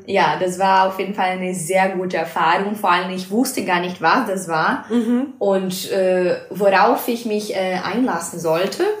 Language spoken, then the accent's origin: German; Brazil; German is a second language; moved away as an adult; now in Mannheim, Germany; ich komme aus Brasilien und ich bin hier in Deutschland seit ähm, dreieinhalb Jahren jetzt